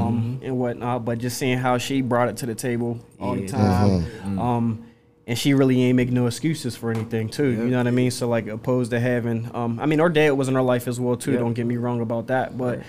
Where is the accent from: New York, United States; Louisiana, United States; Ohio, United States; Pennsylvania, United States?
Pennsylvania, United States; Wilkinsburg; You know, you guys know growing up in Wilkinsburg and whatnot, too, and just around the neighborhood.